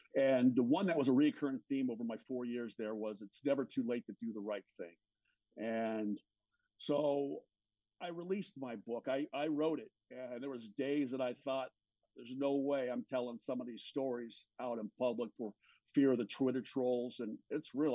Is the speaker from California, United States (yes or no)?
yes; Los Angeles, California, United States; I grew up in Los Angeles